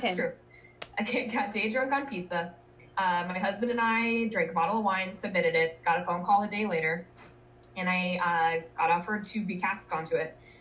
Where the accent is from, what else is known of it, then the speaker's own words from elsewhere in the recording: Colorado, United States; moved away as an adult; also born or lived in Minnesota / Denver, Colorado; I was born in Minnesota, moved to Colorado when I was 10, went to college in Colorado, lived in Denver for nine years